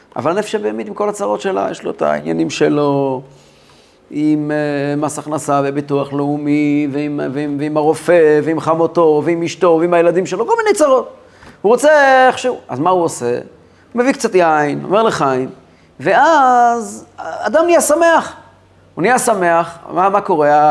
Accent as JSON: {"language": "Hebrew", "town": "Kfar Chabad", "region": "Central District", "country": "Israel", "tie": "born or raised there", "said": "אני גדלתי בכפר חב\"ד"}